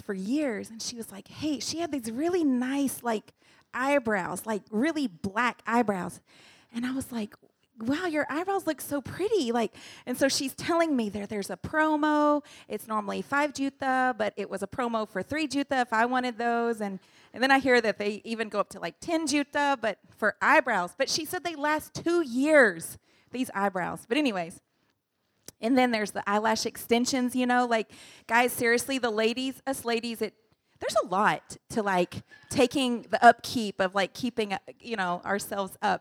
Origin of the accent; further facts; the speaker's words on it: United States; moved away as an adult; now in Indonesia; we're from the U.S., we're from the United States